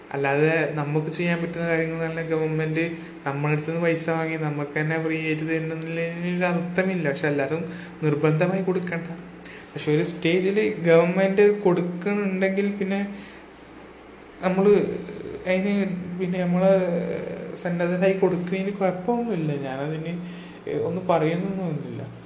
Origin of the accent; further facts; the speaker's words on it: Kerala, India; ഞാൻ കേരളത്തിൽ ജനിച്ചു വളർന്നാണെങ്കിലും